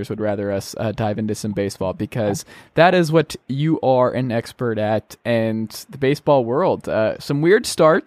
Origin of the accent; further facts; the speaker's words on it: Atlanta, Georgia, United States; I'm from Atlanta